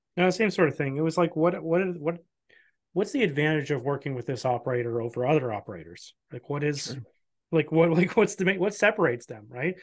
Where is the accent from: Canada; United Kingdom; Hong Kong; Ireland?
Canada; as a Canadian